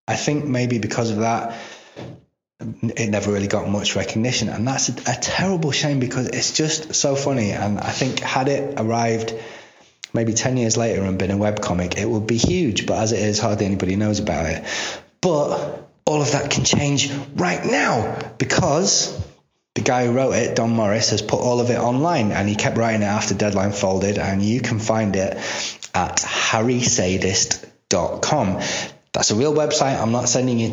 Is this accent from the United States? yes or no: no; United Kingdom; here in Britain because I'm a British person